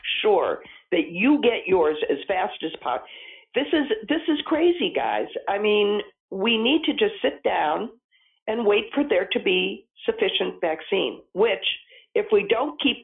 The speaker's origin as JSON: {"language": "English", "town": "St. Louis", "region": "Missouri", "country": "United States", "tie": "born or raised there", "moved": "yes", "said": "my hometown St. Louis newspaper"}